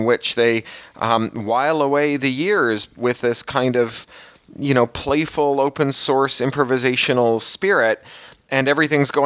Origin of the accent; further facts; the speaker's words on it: Canada; I'm a Canadian